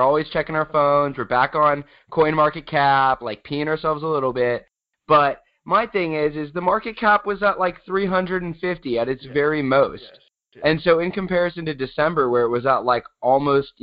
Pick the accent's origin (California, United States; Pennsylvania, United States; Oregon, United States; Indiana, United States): California, United States; San Diego; I am from San Diego, still in San Diego